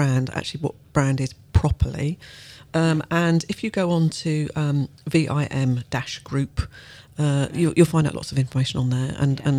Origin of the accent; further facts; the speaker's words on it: United Kingdom; we're British